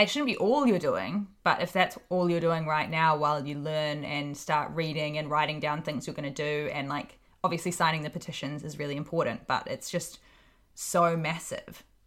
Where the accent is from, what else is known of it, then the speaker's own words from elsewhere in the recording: Hawke's Bay, New Zealand; also born or lived in Auckland, New Zealand; I'm from Hawke's Bay in New Zealand.